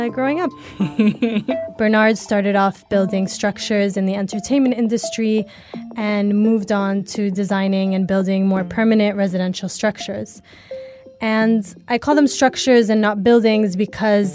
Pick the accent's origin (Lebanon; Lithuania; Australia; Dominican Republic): Lebanon; Growing up in Lebanon